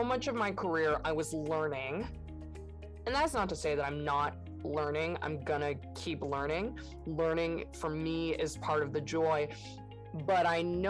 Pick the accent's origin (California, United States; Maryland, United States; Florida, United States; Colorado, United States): California, United States; San Francisco; moved away as an adult; now in Pacific Northwest, United States; I grew up in San Francisco and I was like the San Francisco kid.